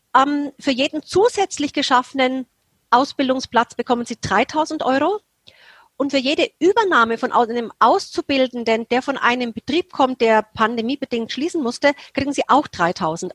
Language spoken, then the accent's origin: German; Germany; Als Deutsche